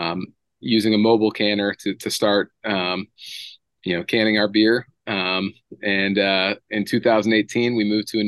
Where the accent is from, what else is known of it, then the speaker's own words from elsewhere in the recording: Boston, Massachusetts, United States; moved away as an adult; also born or lived in Memphis, Tennessee / Kings Point, New York; now in Nashville, United States; Originally I'm from Massachusetts, originally from the Boston area.